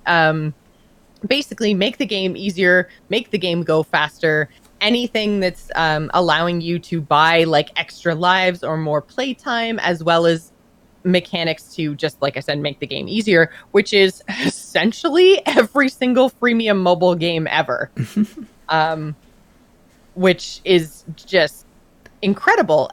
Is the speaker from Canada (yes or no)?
yes; Canada; I'm Canadian